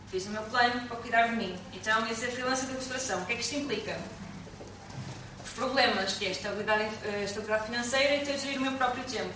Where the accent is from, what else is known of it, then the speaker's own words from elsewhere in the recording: Portugal; Nasci ali na Ordem do Carmo, no meio das freiras